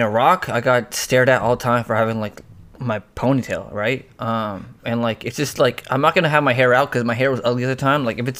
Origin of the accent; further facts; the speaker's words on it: Rawalpindi, Punjab, Pakistan; Oh, hell no. I'm from Rawalpindi, man. From Rawalpindi.